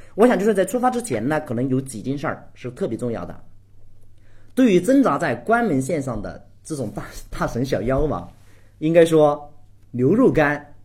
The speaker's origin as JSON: {"language": "Chinese", "region": "Guizhou", "country": "China", "tie": "born or raised there", "said": "我们家呢是那个贵州的， 我从小就在山区长大， 那个时候家庭条件比较穷"}